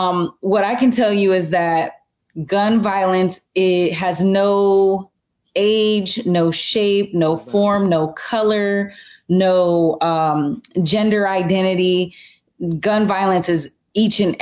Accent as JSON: {"language": "English", "country": "United States", "said": "being an American"}